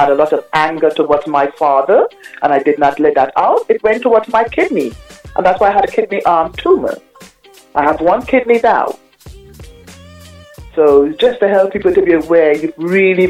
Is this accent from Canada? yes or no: no; Trinidad & Tobago; moved away; also born or lived in Aruba / New York City, United States; I'm originally from a lovely island called Aruba in the in Caribbean, and I grew up in Trinidad